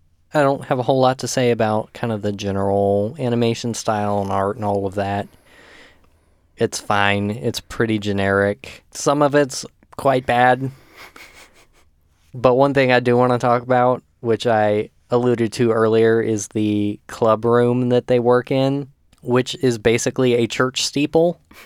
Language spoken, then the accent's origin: English; Texas, United States; I'm from Texas.